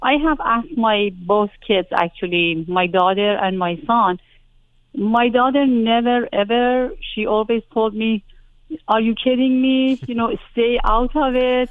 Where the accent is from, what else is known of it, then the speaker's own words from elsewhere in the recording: Iran; moved away as an adult; I was coming from Iran